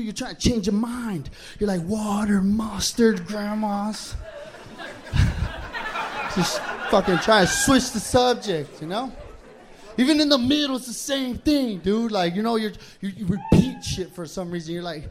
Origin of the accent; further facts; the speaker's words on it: New Mexico, United States; I come from New Mexico, dude. Weed's legal.